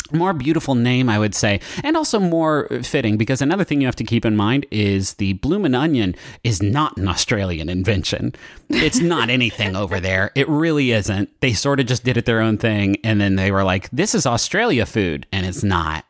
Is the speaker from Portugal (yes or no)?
no; Huntington, United States; moved away; when I was growing up in Huntington, we did not have good restaurants